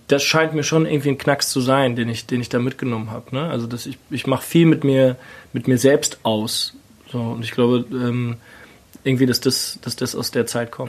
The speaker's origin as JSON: {"language": "German", "town": "Kaiserslautern", "region": "Rhineland-Palatinate", "country": "Germany", "tie": "born or raised there", "moved": "yes", "lives_now": "Berlin, Germany", "said": "ich komme ja aus der Pfalz"}